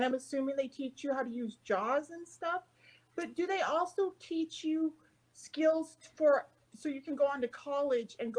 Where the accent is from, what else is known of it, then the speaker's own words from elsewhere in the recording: North Central Montana, United States; I grew up in on the High Line on Highway 2 in North Central Montana, just 99 miles south of the Canadian border